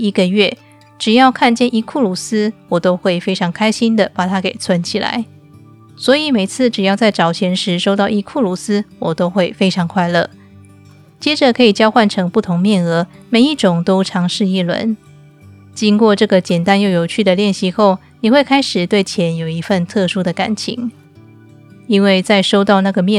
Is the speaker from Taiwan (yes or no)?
yes; Taiwan; moved away as an adult; now in Turkey; 收听我节目一阵子的你可能知道，我是从台湾嫁到土耳其来，在土耳其的生活，我几乎都是用信用卡付账